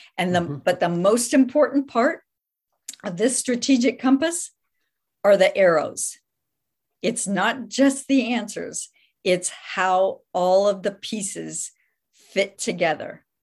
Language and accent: English; Midwest, United States; moved away as an adult; now in Santa Clara, United States; I was raised in the Midwest, moved out here with my family when I was in college.